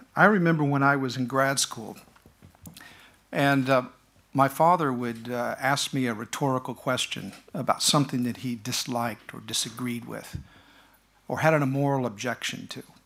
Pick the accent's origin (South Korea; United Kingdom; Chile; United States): United States; as an American